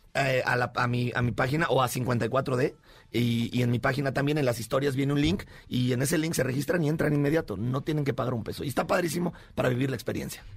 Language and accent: Spanish; Mexico; aquí todos somos mexicanos